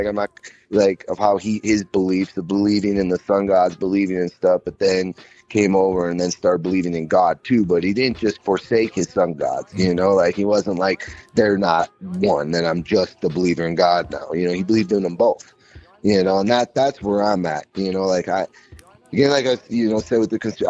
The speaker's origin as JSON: {"language": "English", "region": "Minnesota", "country": "United States", "moved": "yes", "lives_now": "Colorado, United States", "said": "I'm from Minnesota. I live in Colorado now."}